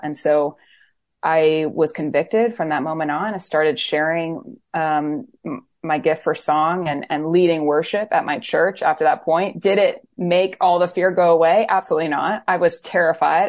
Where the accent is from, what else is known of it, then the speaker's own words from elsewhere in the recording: Florida, United States; also born or lived in Camden, New Jersey; now in Nashville, United States; I was born in Camden, New Jersey, but grew up in Florida, so I'm a Floridian